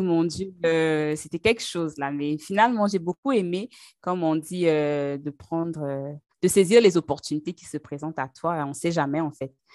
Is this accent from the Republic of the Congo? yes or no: yes; Brazzaville, Republic of the Congo; also born or lived in Pointe-Noire, Congo; now in Canada; je suis née au Congo, Congo-Brazzaville, donc c'est en Afrique centrale. Et au Congo-Brazzaville, en fait, il y a une ville qui s'appelle Pointe-Noire, donc c'est là-bas que, je suis née. Et ensuite, j'ai grandi à Brazzaville